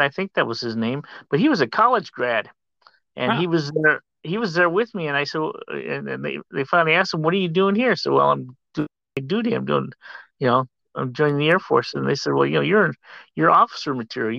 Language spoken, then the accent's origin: English; Sterling, Illinois, United States; moved away as an adult; also born or lived in Germany; now in Tucson, United States; I grew up in Sterling, Illinois, a little farm industrial community about 90 miles west of Chicago